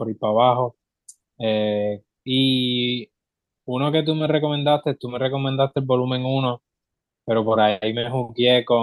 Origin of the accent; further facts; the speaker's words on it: Puerto Rico; somos full boricua